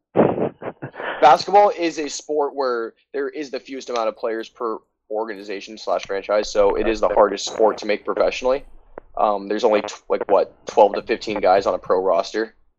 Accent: United States; also born or lived in New York State; As an American

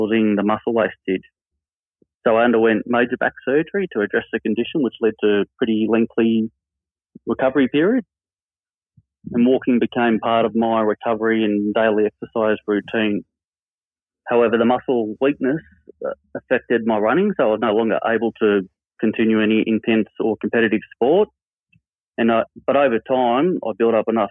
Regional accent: Albury, New South Wales, Australia; I'm from Albury, so on the New South Wales-Victorian border, and just like most kids in the country, I grew up spending a lot of time outdoors

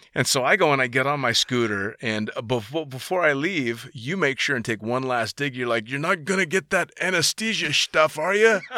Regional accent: San Francisco, California, United States; I'm from the Bay Area. I'm from San Francisco.

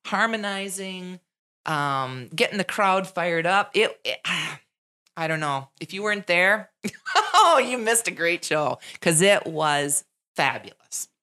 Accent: Wisconsin Rapids, Wisconsin, United States; people from Wisconsin Rapids don't recognize the beauty in our own backyard

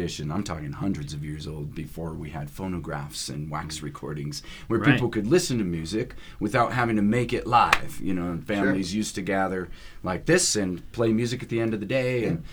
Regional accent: Rapid City, South Dakota, United States; I grew up in Rapid City, South Dakota

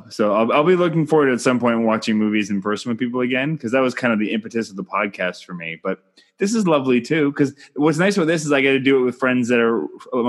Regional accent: Canada

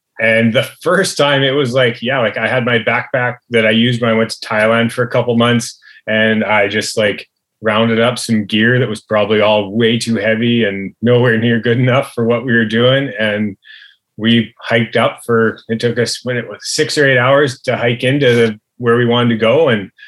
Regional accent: Chilliwack, British Columbia, Canada; pretty much always in the valley. Yeah, pretty much growing up in Chilliwack my whole life.

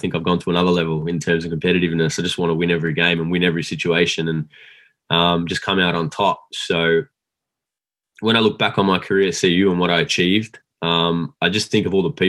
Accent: Australia; I was recruited from Australia.

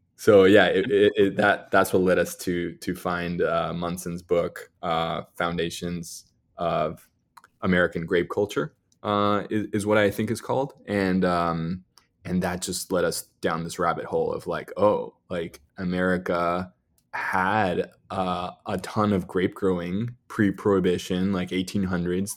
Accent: Mexico City, Mexico; moved away as an adult; also born or lived in New York City; I grew up in Mexico, in Mexico City

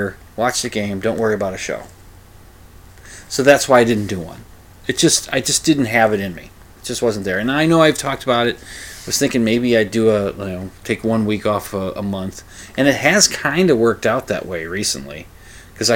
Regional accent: Minnesota, United States; the Minnesota Twins. They're my hometown team

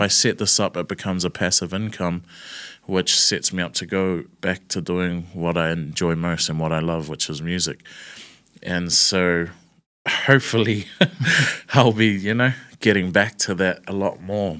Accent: Auckland, New Zealand; I'm born and raised in Newton, Newton City, Eden Terrace area.

